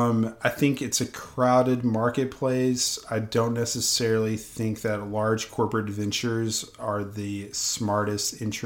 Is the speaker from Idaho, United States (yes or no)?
no; Tennessee, United States; moved away; also born or lived in Michigan; I'm from Tennessee, but I spent 7 years in Michigan